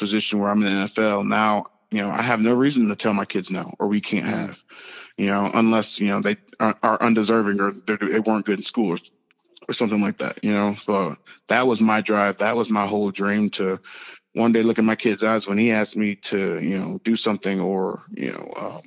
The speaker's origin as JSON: {"language": "English", "town": "St. Louis", "region": "Missouri", "country": "United States", "also_born_or_lived": "Joplin, Missouri", "moved": "as an adult", "said": "I'm from St. Louis, Missouri. You know, I'm a big city boy."}